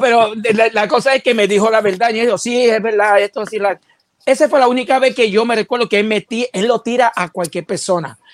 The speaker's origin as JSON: {"language": "Spanish", "country": "United States", "said": "yo soy bien americano"}